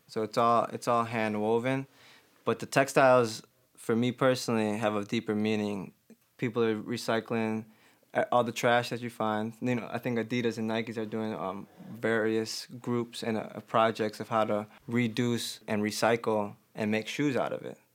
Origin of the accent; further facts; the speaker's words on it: Chicago, Illinois, United States; I'm from Albany Park, North Side, so it was very diverse.